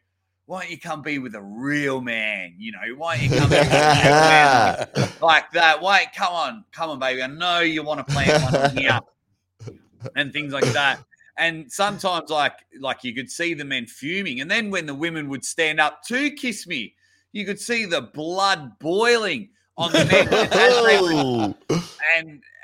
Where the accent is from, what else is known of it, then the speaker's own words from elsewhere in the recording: near Melbourne, Victoria, Australia; I was actually in my hometown. I was near Melbourne